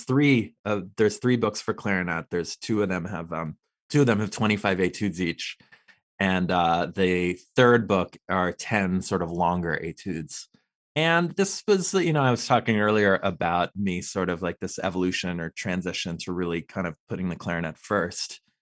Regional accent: Los Angeles, California, United States; I grew up in Los Angeles

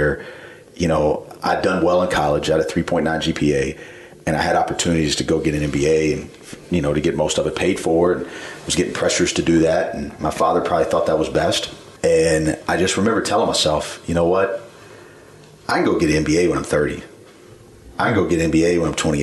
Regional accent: Columbia, South Carolina, United States; I grew up in Columbia

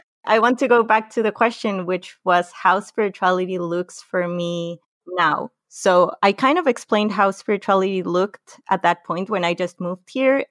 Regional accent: Lima, Peru; also born or lived in Tarapoto; I grew up in Lima, which is in the coast, and it's the capital city of Peru

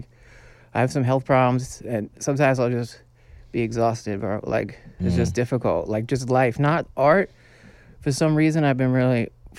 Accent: New York City, New York, United States; A lot of it has to do with growing up in New York City.

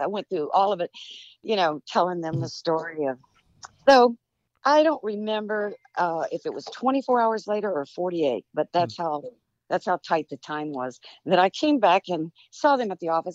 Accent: Southern California, United States; also born or lived in Texas; born in Texas, but I was raised in Southern California

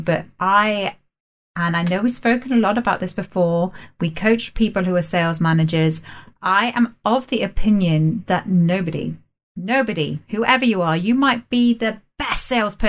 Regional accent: England, United Kingdom; us English people

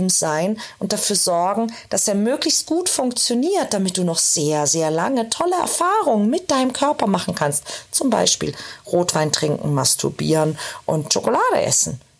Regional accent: Austria; Ich komme aus Österreich, da ist die Wurstsemmel

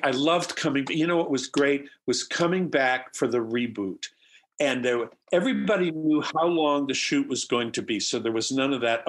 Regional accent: Midwest, United States; now in Seattle, United States; I grew up in the Midwest.

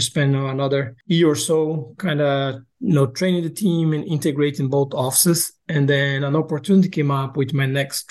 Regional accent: Brazil; moved away as an adult; also born or lived in Boca Raton, Florida, United States / Luxembourg; now in United States; I'm originally from Brazil. I came to the U.S. to do my undergrad and graduate studies and kind of end up staying.

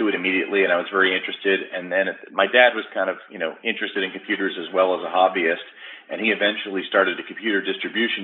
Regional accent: New Jersey outside Philadelphia, United States; moved away as an adult; now in Seattle area, United States; I grew up in New Jersey outside Philadelphia, and I came out to the Seattle area to work for Microsoft long ago

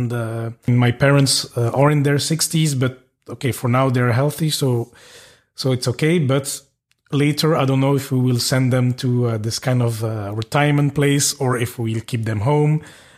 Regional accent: Belgium; now in Luxembourg; at least I'm from Belgium, I live in Luxembourg

